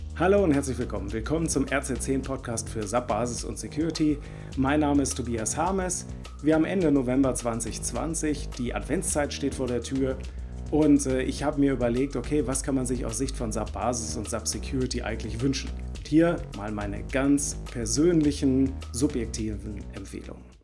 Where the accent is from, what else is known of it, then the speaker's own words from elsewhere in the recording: Bielefeld, North Rhine-Westphalia, Germany; Ich komme aus Bielefeld